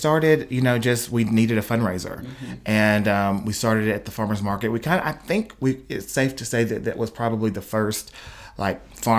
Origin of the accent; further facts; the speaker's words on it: Atwood, Tennessee, United States; now in Jackson, United States; I'm actually from Atwood, which is about 40 minutes from here.